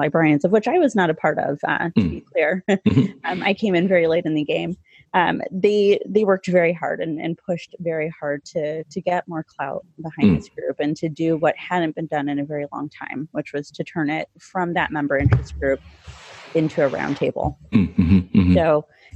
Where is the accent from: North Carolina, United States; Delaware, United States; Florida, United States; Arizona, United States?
Arizona, United States; Yuma; moved away as an adult; also born or lived in Chicago suburbs, Illinois; now in Elmhurst, United States; my hometown library in Yuma, Arizona, which is where Mexico, California, and Arizona all come to a point